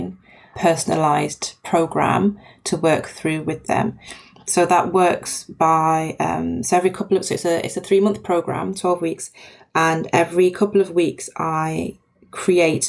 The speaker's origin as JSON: {"language": "English", "country": "Nigeria", "tie": "born or raised there", "said": "My dad's Nigerian. I was born in Nigeria. My mum's British Jamaican."}